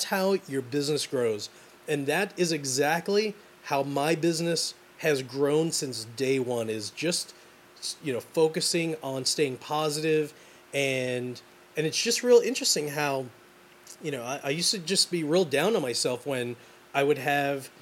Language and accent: English; New York City, New York, United States; I'm from Brooklyn, man. I grew up just abusing everyone.